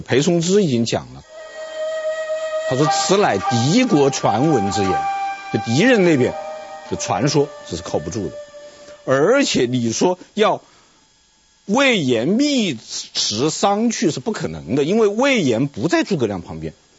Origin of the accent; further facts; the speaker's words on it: China; 我们中国人